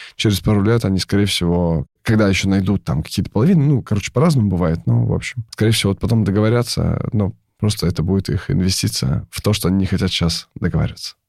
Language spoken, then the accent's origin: Russian; Kamchatka Krai, Russia; moved away; я сам с Камчатки, у меня мама врач, папа военный